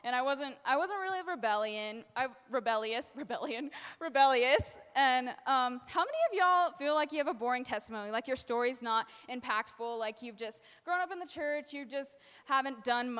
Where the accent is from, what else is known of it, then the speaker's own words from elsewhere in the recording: New Mexico, United States; now in Colorado, United States; I am from New Mexico.